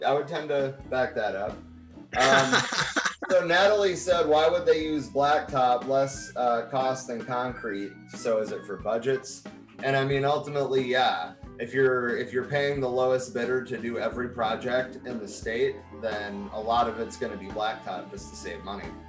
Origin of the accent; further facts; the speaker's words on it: Michigan, United States; now in Phoenix, United States; my home state of Michigan